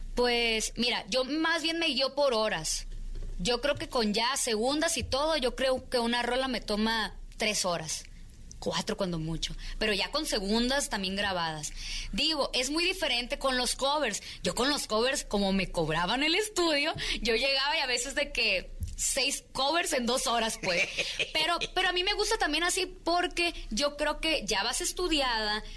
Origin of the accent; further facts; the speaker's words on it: Mexico; nuestras raíces también como mexicanos